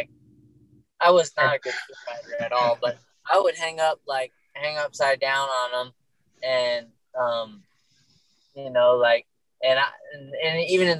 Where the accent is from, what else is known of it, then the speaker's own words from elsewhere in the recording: Northeast, United States; And, you know, growing up in the Northeast, we didn't have as many stock, like, many rough stock.